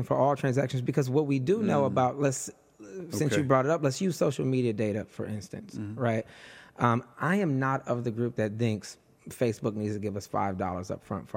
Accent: Detroit, Michigan, United States; moved away; I'm just this little poor black kid, poor queer black kid from, I'm from Detroit originally

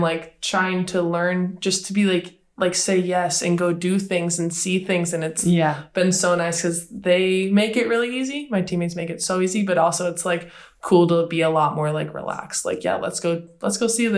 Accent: Wisconsin, United States; moved away as an adult; also born or lived in Illinois / Brno, Czech Republic; now in Switzerland; I grew up in Wisconsin in the States, and I went to school in Illinois at Northern Illinois University

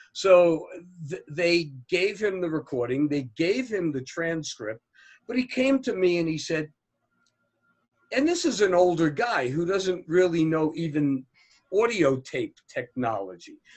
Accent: New Jersey, United States; I, am from right outside of Manhattan in New Jersey. I grew up uh, seeing the Empire State Building on a daily basis

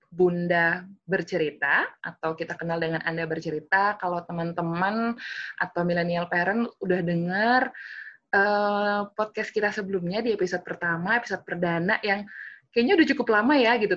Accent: Kudus, Central Java, Indonesia; Kudus harus tahu dong itu, itu kampung halaman saya juga

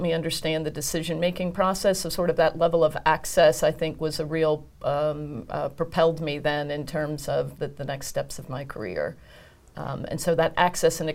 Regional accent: United States; being an American woman

